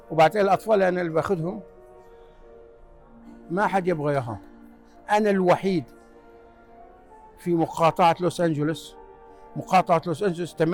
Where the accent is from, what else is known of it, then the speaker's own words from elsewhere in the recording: Libya; moved away as an adult; now in United States; أنا جيت من ليبيا في من ليبيا إلى أمريكا سنة 1978 طالب درست بالجامعة في ولاية يوتا وتخرجت مهندس الإلكترونية